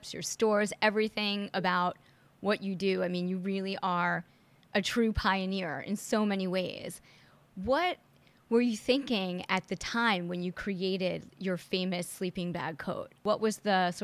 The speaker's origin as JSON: {"language": "English", "region": "New York", "country": "United States", "tie": "born or raised there", "said": "I grew up in New York"}